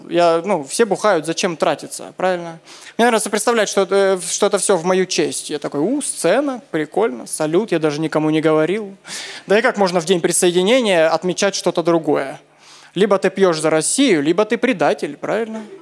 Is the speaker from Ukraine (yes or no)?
yes; Crimea, Ukraine; Вообще, я из Крыма приехал.